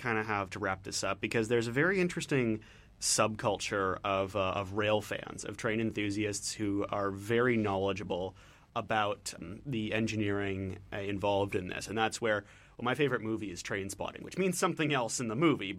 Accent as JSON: {"language": "English", "region": "Ontario", "country": "Canada", "said": "I'm from Ontario."}